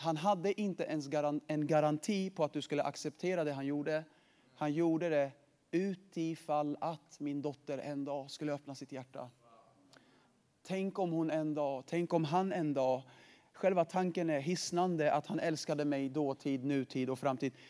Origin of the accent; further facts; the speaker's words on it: Sweden; jag är född i Sverige